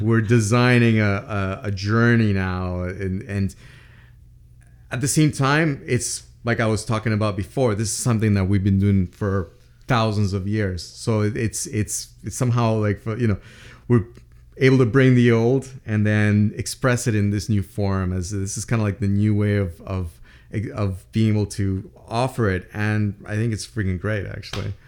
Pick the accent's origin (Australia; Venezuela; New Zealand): Venezuela; Andes Mountains of Venezuela, Venezuelan Andes; I grew up in the Andes Mountains of Venezuela